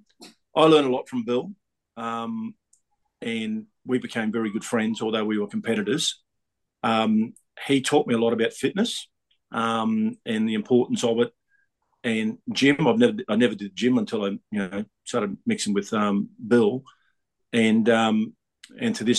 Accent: Brisbane, Queensland, Australia; I'm a kid from Brisbane

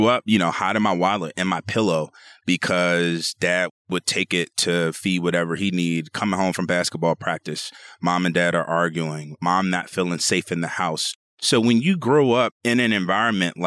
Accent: Seat Pleasant, Maryland, United States; grew up very, very, I'd say humbly is the way I like to put it. Sea Pleasant, Maryland. It's in Prince George's County, Maryland, a suburb of Washington, D.C.

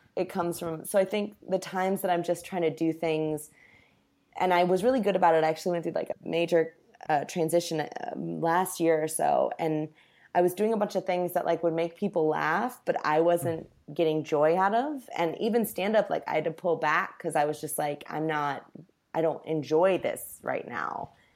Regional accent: Indianapolis, Indiana, United States; now in Los Angeles, United States; Indianapolis, my hometown

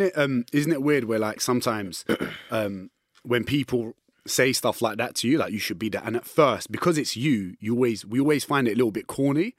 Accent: London, United Kingdom; I'm from East London

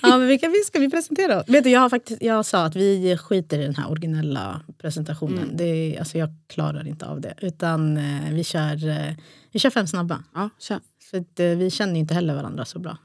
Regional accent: Stockholm, Stockholm County, Sweden; ursprung Eritrea. Båda mina föräldrar är från Eritrea. Och stad Stockholm.

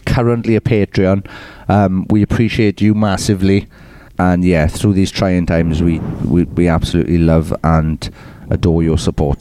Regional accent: Welsh, Wales, United Kingdom; we're Welsh, man. We're Welsh

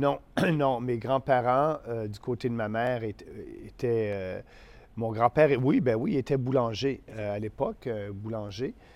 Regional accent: Beauce, Quebec, Canada; also born or lived in Montreal / Ottawa; la Beauce, pour moi, c'est, c'est ma région, c'est mon coin, c'est mon coin de pays.

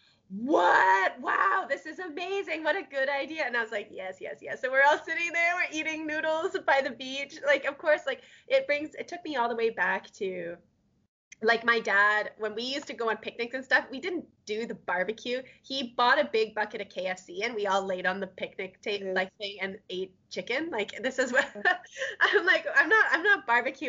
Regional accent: Canada; also born or lived in Alberta; as a Canadian or as like I'm living in Alberta

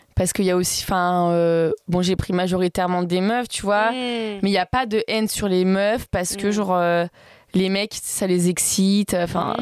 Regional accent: Valence, Auvergne-Rhône-Alpes, France; also born or lived in Grasse; Je suis née à Grasse, mais j'ai pas grandi là-bas. Enfin, je suis née à... je suis à Valence, sinon dessous de Lyon

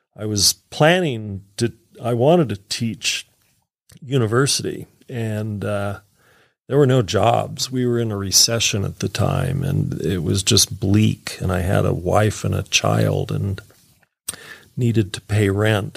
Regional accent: Utah, United States; I'm a kid from Utah here

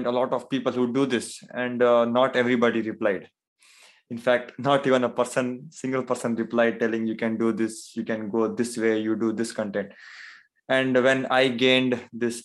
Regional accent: India; I am from, so I'm from India

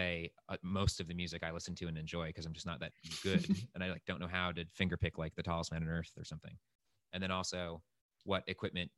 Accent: Rhode Island, United States; we're both from Rhode Island and went to high school together

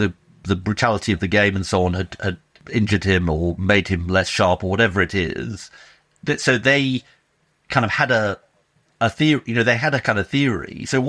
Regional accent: Boston, Massachusetts, United States; I'm only watching this one because I grew up in partly in Boston, and New England were terrible for such a long time

